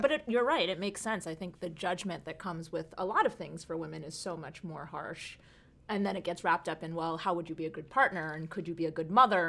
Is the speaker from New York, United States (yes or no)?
yes; the New York area, United States; also born or lived in California; I grew up out here in New, uh, the New York area